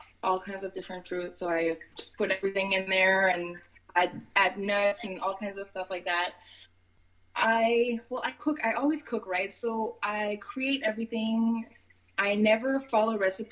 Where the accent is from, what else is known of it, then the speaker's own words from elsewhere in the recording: Montreal, Quebec, Canada; I grew up in Montreal. I was born here, but I grew up in Montreal, and I've been back here for about 6 years now.